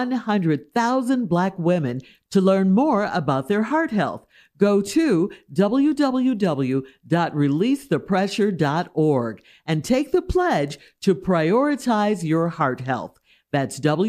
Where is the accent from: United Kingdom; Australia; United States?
United States; Chicago, Illinois; I'm from Chicago